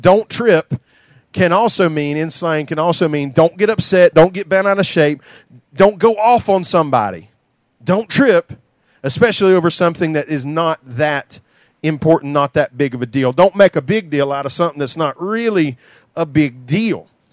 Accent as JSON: {"language": "English", "country": "United States", "tie": "born or raised there", "said": "I grew up in Doug Spur with an outhouse"}